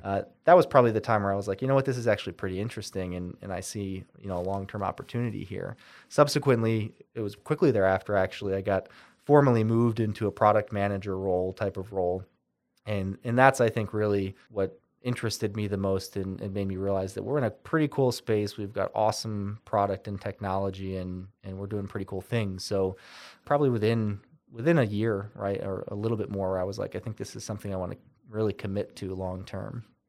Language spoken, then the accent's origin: English; Windsor, New York, United States; also born or lived in San Diego; I enjoyed growing up in Windsor